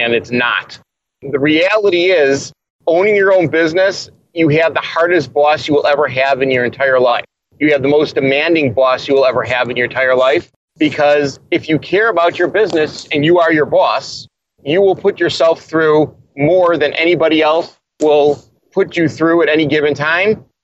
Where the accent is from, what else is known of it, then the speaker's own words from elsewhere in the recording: Chicago, Illinois, United States; I'm from Chicago, and I'm a Bears fan